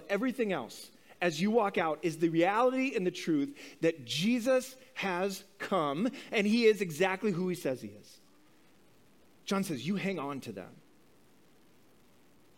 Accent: Midwest, United States; growing up in the Midwest of this country in the 80s

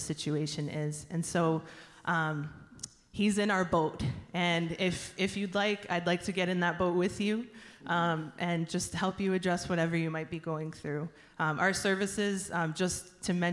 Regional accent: New Jersey, United States; moved away as an adult; I grew up in New Jersey. I moved up here to go to school, ended up settling here

